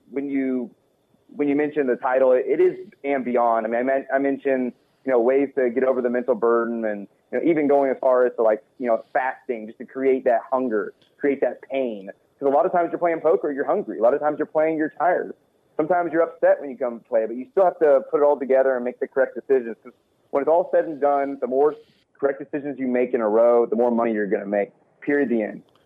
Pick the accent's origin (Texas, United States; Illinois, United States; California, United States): Texas, United States; I'm from Texas